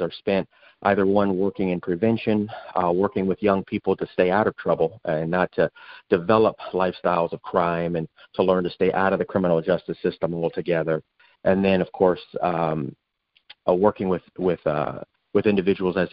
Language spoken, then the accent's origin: English; Phoenix, Arizona, United States; I grew up during a time in South Phoenix